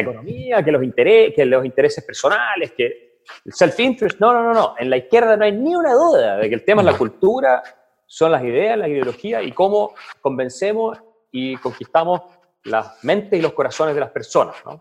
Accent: Villarrica, Araucanía, Chile; moved away; also born or lived in Santiago, Chile / Heidelberg, Germany; yo crecí en Villarrica, llegué a Santiago

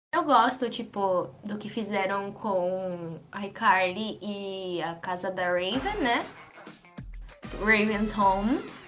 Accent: Brazil; E eu nem sou do Pacífico, eu sou brasileira

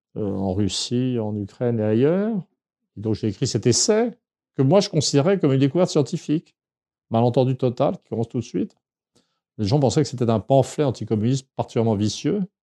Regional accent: Saint-Germain-en-Laye, Île-de-France, France; Je suis né à Saint-Germain-en-Laye en 1951

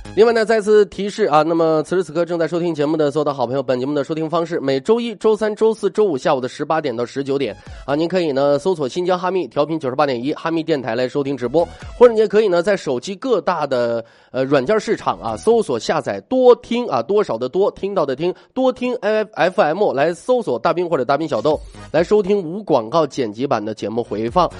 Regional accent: Northeast China, China; moved away as an adult; now in Xinjiang, China; 作为一个东北人，在新疆其，目前为止到现在已经生活六年了

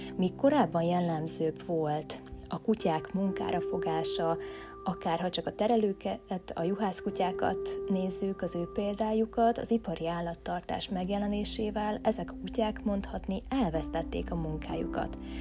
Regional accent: Hungary; also born or lived in Budapest; születtem én itt Magyarországon a rendszerváltást követően

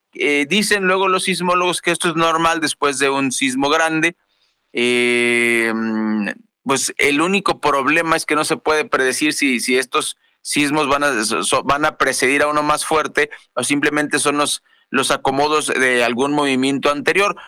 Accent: Ciudad Obregón, Sonora, Mexico; el de Cajeme, municipio donde yo nací, en Ciudad Obregón, Sonora

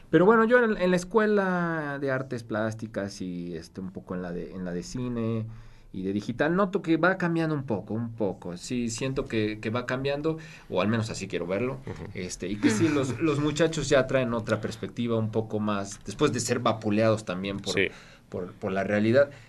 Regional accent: Puebla, Mexico; ¿y no crees que también tiene que ver un poco con la forma en cómo somos los, los poblanos como comunidad?

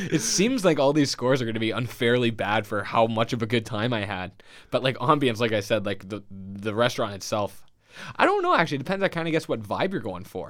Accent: St. James, New York, United States; I'm from Saint James

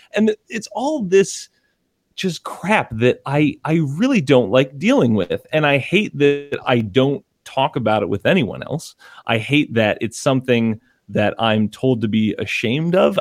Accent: Connecticut, United States; we are from Connecticut

